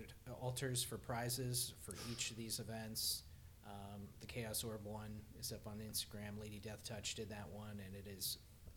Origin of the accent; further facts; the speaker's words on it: United States; I'm an American.